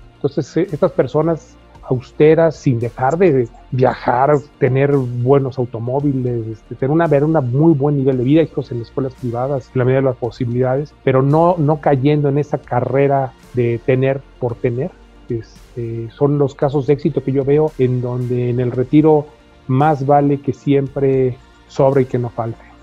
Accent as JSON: {"language": "Spanish", "country": "Mexico"}